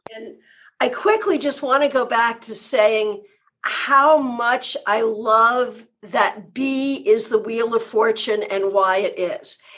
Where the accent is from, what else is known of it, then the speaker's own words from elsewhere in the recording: New England, United States; now in Florida, United States; I'm from New England, I live in Florida.